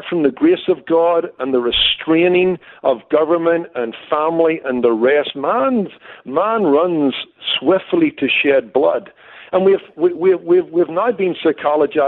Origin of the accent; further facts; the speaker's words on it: Northern Ireland, United Kingdom; moved away as an adult; now in Los Angeles, United States; I came from Northern Ireland